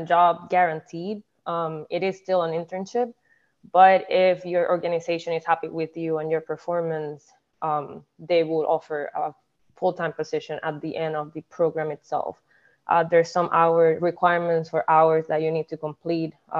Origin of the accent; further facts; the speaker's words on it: Puerto Rico; moved away; I am originally from Puerto Rico. I was born and raised.